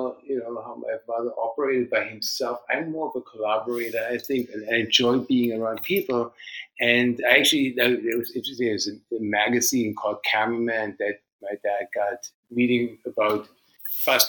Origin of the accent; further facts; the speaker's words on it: Germany; moved away; also born or lived in Vancouver, Canada; I grew up in Germany, and my father was a mountain climber.